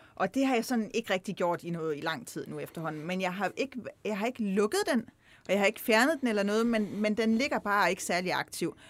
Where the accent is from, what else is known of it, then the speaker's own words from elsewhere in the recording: Himmerland, North Jutland, North Denmark Region, Denmark; moved away as an adult; also born or lived in Copenhagen; now in Kolding, Denmark; er opvokset i Nordjylland, Himmerland, helt opad